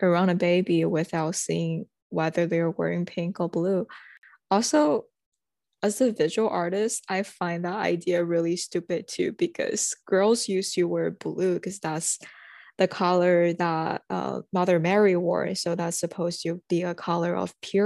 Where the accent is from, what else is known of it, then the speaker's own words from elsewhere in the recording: China; now in United States; I am international student from China.